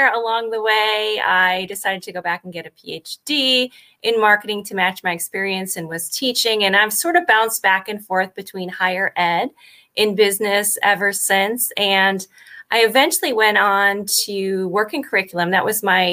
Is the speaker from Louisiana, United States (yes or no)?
no; Connecticut, United States; moved away as an adult; also born or lived in Miami; I grew up in Connecticut